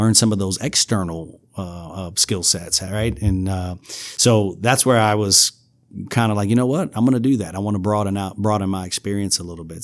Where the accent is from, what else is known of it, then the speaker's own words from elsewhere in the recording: New York City, New York, United States; moved away as an adult; also born or lived in South Carolina / Arkansas; now in Louisiana, United States; I'm from New York City